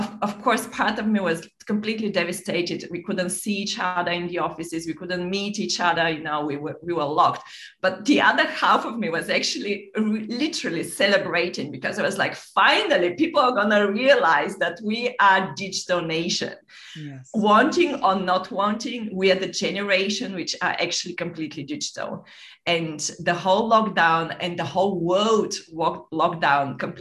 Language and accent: English; Bulgaria; moved away as an adult; also born or lived in London / Monaco / Nice; I grew up in Bulgaria.